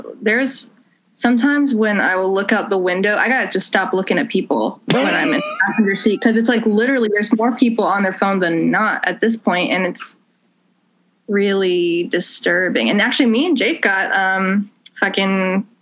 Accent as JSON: {"language": "English", "town": "Greensboro", "region": "North Carolina", "country": "United States", "tie": "born or raised there", "moved": "as an adult", "lives_now": "Asheville, United States", "said": "I grew up in Greensboro, which like 2.5 hours east of here"}